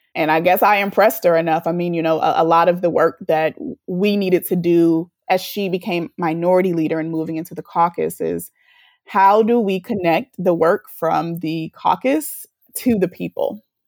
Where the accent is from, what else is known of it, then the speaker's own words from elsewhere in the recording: Birmingham, Alabama, United States; also born or lived in Detroit, Michigan / Atlanta, Georgia; I grew up in Birmingham, Alabama, specifically in Fairfield